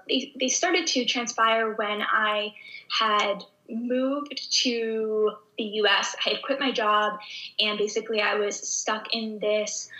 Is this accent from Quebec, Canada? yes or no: no; Southern Ontario, Canada; I grew up in Southern Ontario. So anyone who's familiar with Canada, I grew up in like the most southern spot in Canada. It's actually close to Detroit, Michigan